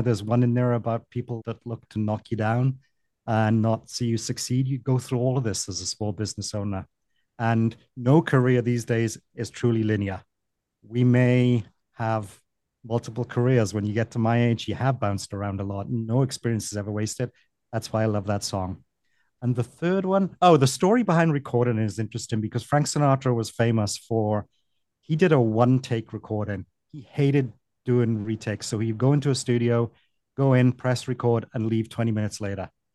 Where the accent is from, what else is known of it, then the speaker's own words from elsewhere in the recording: Wales, United Kingdom; moved away as an adult; also born or lived in Delaware, United States; now in Miami, United States; I'm from the United Kingdom, Wales originally